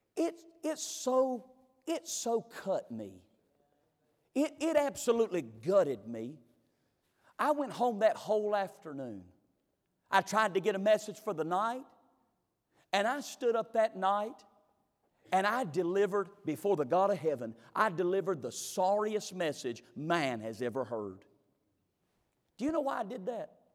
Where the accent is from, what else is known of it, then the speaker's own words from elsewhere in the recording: McLeansville, North Carolina, United States; I was raised in McLeansville, North Carolina